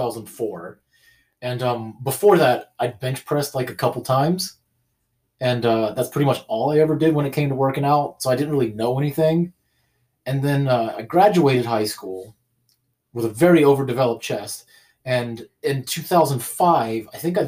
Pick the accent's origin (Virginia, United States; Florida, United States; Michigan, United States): Florida, United States; Tampa; moved away as an adult; now in Bremerton, United States; I am originally from Tampa, Florida